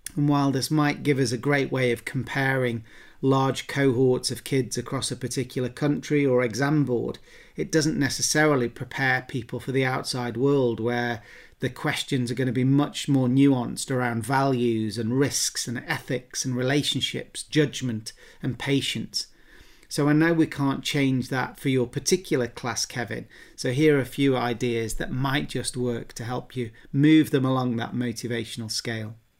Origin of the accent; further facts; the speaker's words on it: England, United Kingdom; accent: English; my English accent